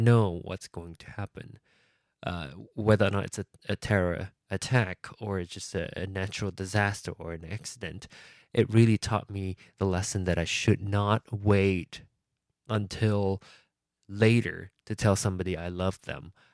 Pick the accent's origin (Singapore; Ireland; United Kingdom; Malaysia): Malaysia; Penang; moved away; my hometown of Penang